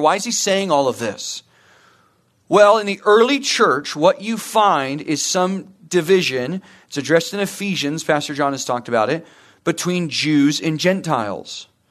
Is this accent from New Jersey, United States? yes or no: no; Murrieta, California, United States; also born or lived in Santa Clarita; I grew up in Murrieta